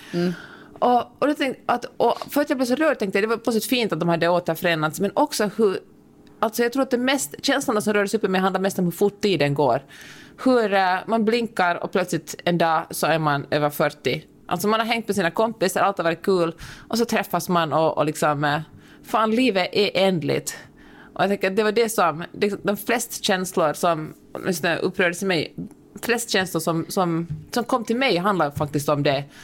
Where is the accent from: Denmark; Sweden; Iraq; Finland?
Finland; accent: Finland-Swedish; first language Swedish; Min finlandssvenska sitter så, så tungt nere i min själ